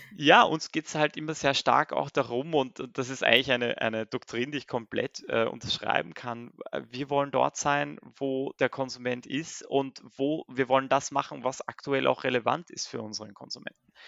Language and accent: German; Austria; ich bin gebürtiger Österreicher